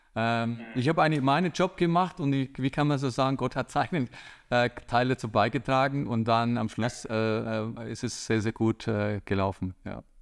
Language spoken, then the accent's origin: German; Bavaria, Germany; komme ich aus Bayern